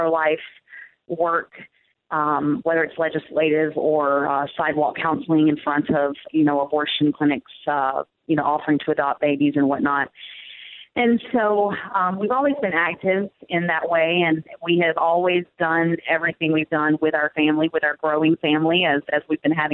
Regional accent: the Bible Belt, United States; I grew up in the Bible Belt

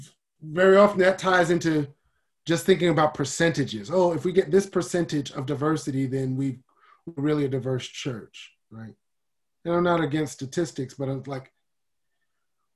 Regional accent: United States; I'm African American, but I'm not African

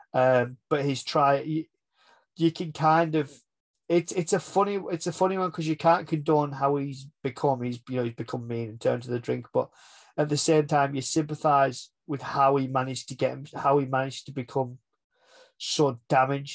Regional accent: England, United Kingdom; We're English

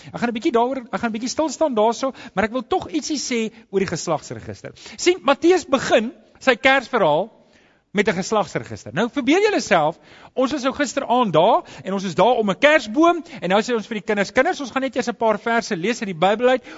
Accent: South Africa; as ek my paspoort oopmaak ja dan sit daai foto ek's 'n Suid-Afrikaner

